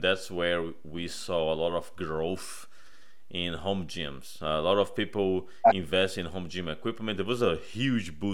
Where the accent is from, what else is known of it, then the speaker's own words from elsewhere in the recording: Brazil; moved away; I'm originally from Brazil